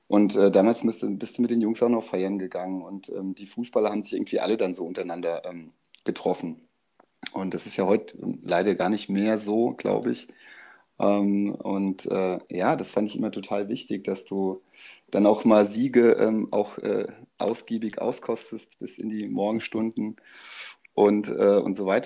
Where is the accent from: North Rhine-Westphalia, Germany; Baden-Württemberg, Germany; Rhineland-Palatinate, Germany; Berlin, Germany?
Rhineland-Palatinate, Germany; Mainz; Ich bin ja kein gebürtiger Mainzer, aber in Mainz groß geworden, bin mit viereinhalb, fünf nach Mainz äh, gekommen.